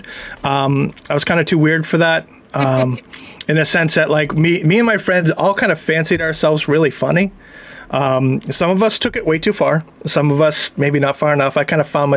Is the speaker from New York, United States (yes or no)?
no; Plympton, Massachusetts, United States; also born or lived in Boston; I grew up in Plimpton, which, if you don't know, is the hometown of Deborah Sampson